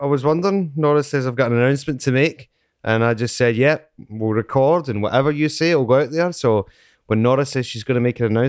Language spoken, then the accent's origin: English; Scotland, United Kingdom; accent: Scottish